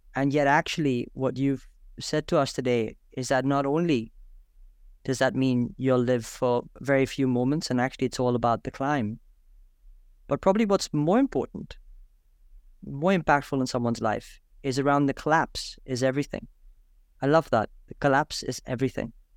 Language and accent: English; India; I'm from India